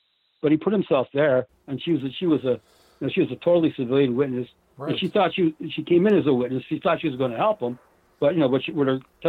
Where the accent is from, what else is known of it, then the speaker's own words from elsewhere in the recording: Auburn, New York, United States; But when they got to my hometown prison, they got to Auburn prison. I was born and raised in Auburn. I used to play handball against the wall.